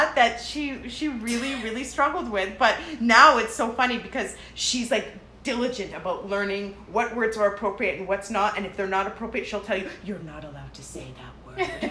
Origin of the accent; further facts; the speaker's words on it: Canada; also born or lived in Lebanon; I am 100% Canadian